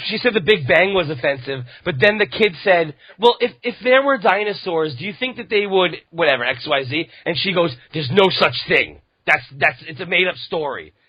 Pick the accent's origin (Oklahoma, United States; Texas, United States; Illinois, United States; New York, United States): New York, United States; New York